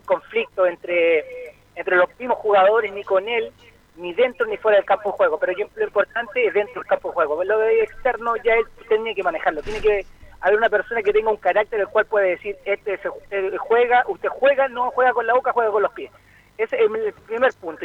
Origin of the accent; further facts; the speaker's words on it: Chile; como chileno